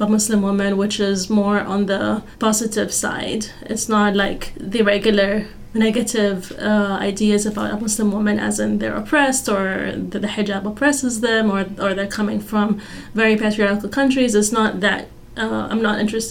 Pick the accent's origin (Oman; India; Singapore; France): Oman; moved away as an adult; now in Fayetteville, United States; I am actually from Oman in the Middle East, and we have entirely like a different set of issues back home